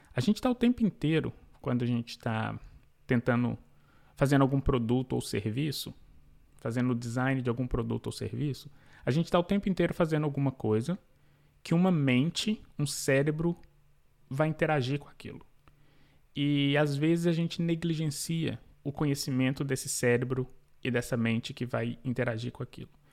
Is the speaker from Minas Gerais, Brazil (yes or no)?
yes; Belo Horizonte, Minas Gerais, Brazil; now in New York, United States; Eu sou mineiro de B H, Nascida e crescida em B H